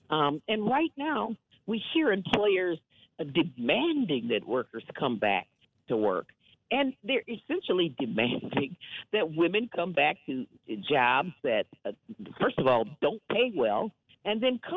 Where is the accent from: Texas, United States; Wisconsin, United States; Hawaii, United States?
Wisconsin, United States; You know, I hail from Wisconsin, and of course, I grew up in a culture of clean air and clean water